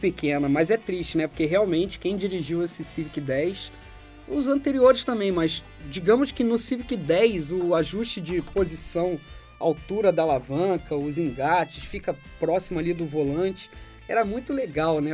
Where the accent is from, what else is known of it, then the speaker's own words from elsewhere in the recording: Rio de Janeiro, Brazil; now in São Paulo, Brazil; eu, Panário e o Julião, três cariocas